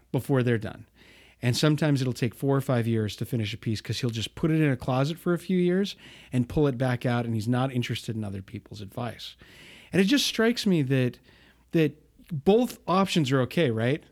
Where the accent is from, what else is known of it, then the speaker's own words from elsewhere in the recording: Bountiful, Utah, United States; I grew up in Bountiful, not far away from you